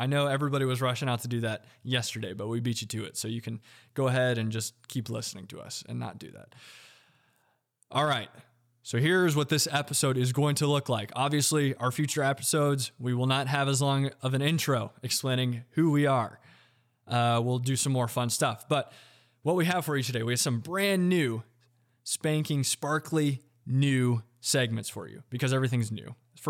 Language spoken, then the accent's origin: English; Indiana, United States; now in Greenville, United States; We grew up in Indiana.